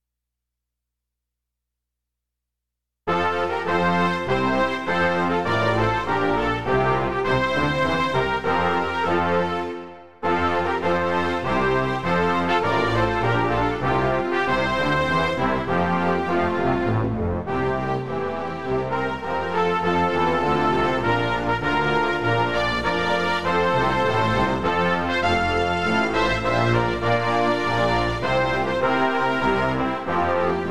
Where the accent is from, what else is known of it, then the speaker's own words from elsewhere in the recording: New Jersey, United States; I'm from New Jersey